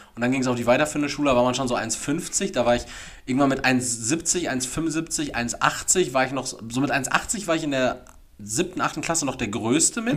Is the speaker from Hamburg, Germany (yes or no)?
no; Dortmund, North Rhine-Westphalia, Germany; born or raised there